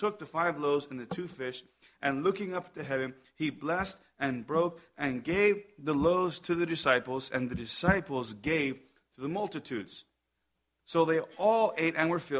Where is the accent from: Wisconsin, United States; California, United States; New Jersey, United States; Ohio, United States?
New Jersey, United States; Columbus; moved away; also born or lived in Madrid, Spain; I'm from Columbus, New Jersey.